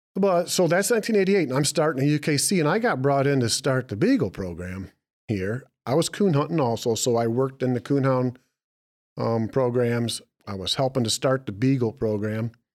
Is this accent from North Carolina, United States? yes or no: no; Michigan, United States; We're from Michigan